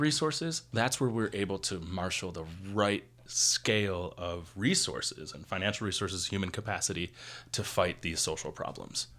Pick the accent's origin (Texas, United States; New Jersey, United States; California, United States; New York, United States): New York, United States; Buffalo; moved away as an adult; now in Las Vegas, United States; I am originally from Buffalo, New York, and I've been living in Las Vegas